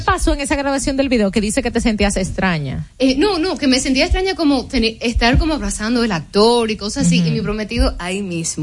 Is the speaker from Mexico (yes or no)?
no; United States; also born or lived in Dominican Republic / Greece; crecí en los Estados Unidos, aunque me pasé la mayoría de, vamos a decir, todos mis veranos aquí en el país.